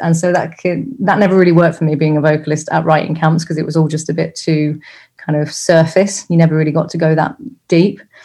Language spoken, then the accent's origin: English; Rugby, West Midlands, United Kingdom; also born or lived in Coventry; I grew up in a like a village outside of a, a town, commuter town called Rugby. I was born in Coventry, but grew up outside of Rugby